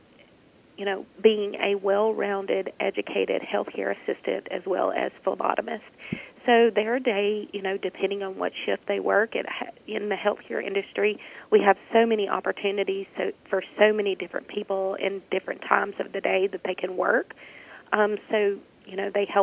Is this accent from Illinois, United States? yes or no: no; Senatobia, Mississippi, United States; I am originally born and raised in Senatobia, Mississippi